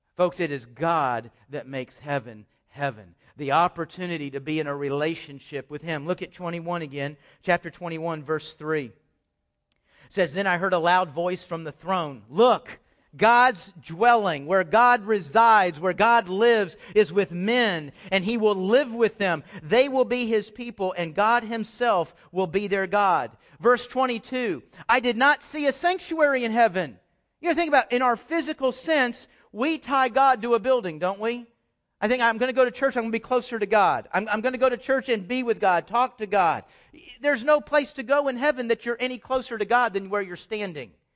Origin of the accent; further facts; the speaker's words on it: Houston, Texas, United States; also born or lived in Dallas; I grew up in Houston